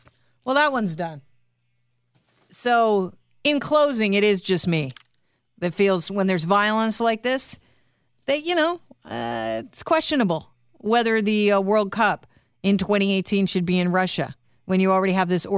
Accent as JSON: {"language": "English", "country": "Canada", "also_born_or_lived": "Vancouver"}